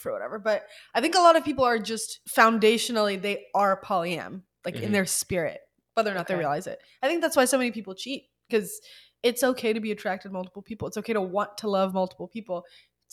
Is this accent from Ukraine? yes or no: yes; Ukraine; moved away; I'm originally from Ukraine